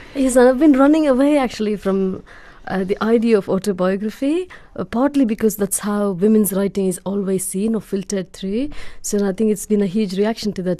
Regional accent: India; now in United Kingdom

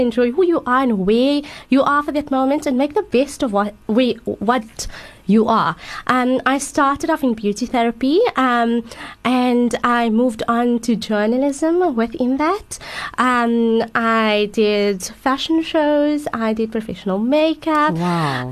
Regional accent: Johannesburg, Gauteng, South Africa; I'm from Johannesburg

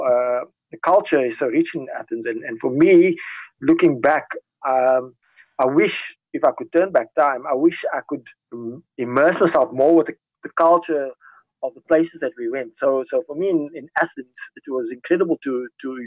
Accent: South Africa

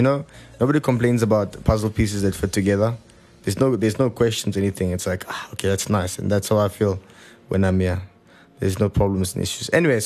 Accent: Johannesburg, Gauteng, South Africa; I'm from Johannesburg, south.

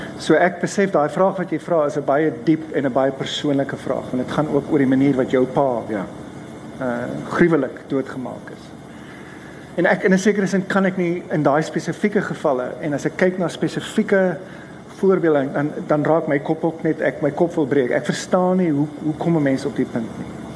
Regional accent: Stellenbosch, Western Cape, South Africa; moved away as an adult; also born or lived in Ireland; ek het groot geword in Enie Park

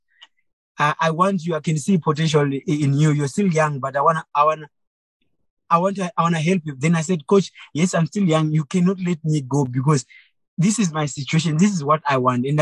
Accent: Mutoko, Mashonaland East, Zimbabwe; I grew up I was born in Mutoko in a family of seven

